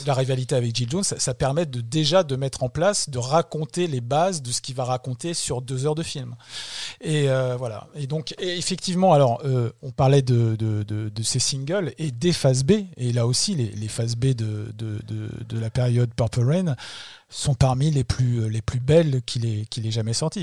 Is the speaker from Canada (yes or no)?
no; France; nous, en tant que Français